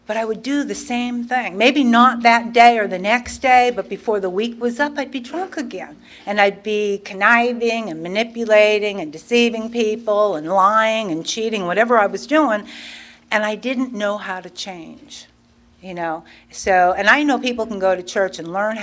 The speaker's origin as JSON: {"language": "English", "region": "Pennsylvania", "country": "United States", "tie": "born or raised there", "moved": "yes", "lives_now": "Wilson, United States", "said": "I was born and raised in Pennsylvania"}